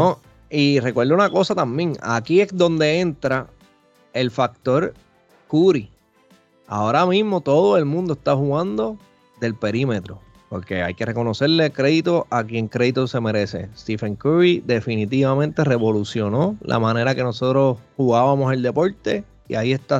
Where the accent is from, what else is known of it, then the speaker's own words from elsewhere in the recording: Puerto Rico; como decimos acá en Puerto Rico